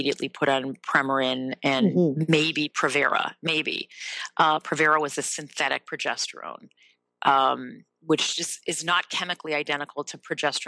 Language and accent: English; Evanston, Illinois, United States; I am from the Chicago area, Evanston, which is where I live now.